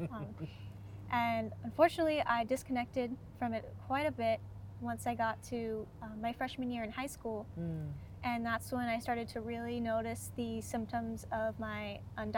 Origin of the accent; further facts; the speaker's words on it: Muckleshoot Reservation, Washington, United States; I also am a member of the Muckleshoot and Cowlitz tribes, and I grew up on the reservation